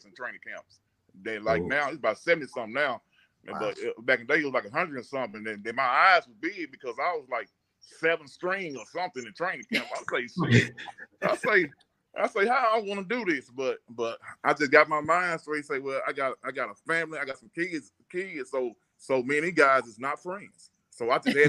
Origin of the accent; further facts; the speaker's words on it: Louisiana, United States; I'm a Buff from Louisiana